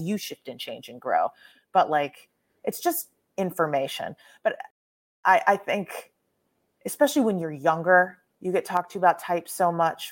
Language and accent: English; Texas, United States; I was raised in Texas